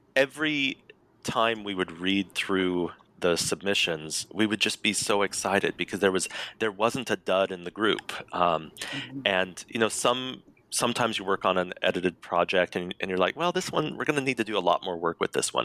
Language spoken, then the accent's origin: English; Colorado, United States; I was raised, born and raised in Colorado